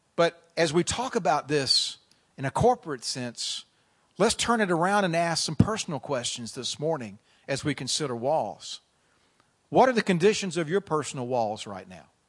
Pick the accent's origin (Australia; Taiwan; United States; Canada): Canada; I'm from Canada.